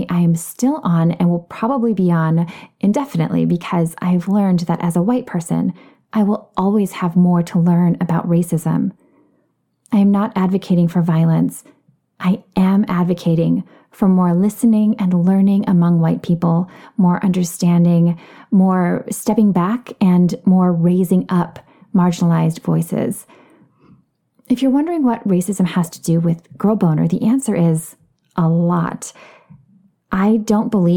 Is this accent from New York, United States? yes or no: no; Minneapolis, Minnesota, United States; now in Los Angeles, United States; I grew up in the Minneapolis area, and I still consider it home.